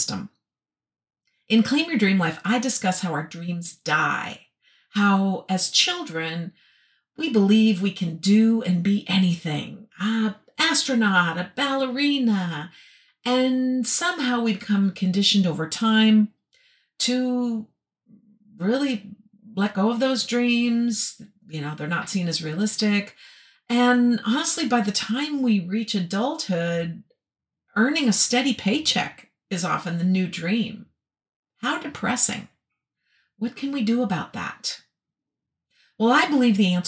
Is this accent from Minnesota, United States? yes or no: yes; Minnesota, United States; born or raised there; moved away as an adult